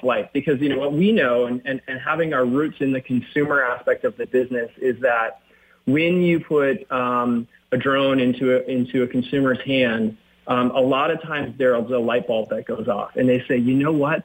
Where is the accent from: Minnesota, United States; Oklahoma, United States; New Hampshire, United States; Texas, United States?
Minnesota, United States; I grew up in Minnesota